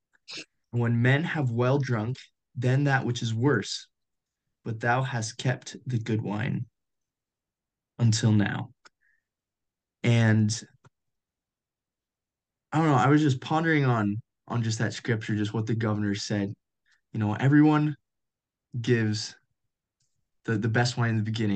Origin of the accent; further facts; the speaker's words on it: Colorado, United States; moved away as an adult; now in Utah, United States; I grew up in Colorado.